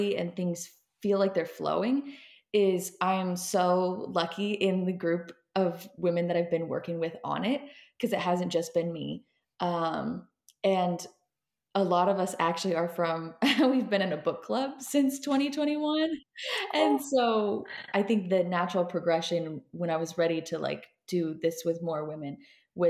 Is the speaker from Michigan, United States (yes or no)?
no; Seattle, Washington, United States; moved away; I am originally from Seattle, Washington, that area